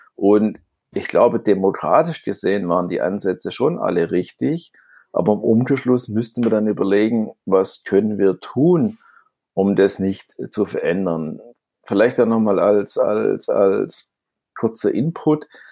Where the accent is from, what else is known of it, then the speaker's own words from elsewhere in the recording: Stuttgart, Baden-Württemberg, Germany; accent: Swabian; ich bin ja Stuttgarter auf gut Schwäbisch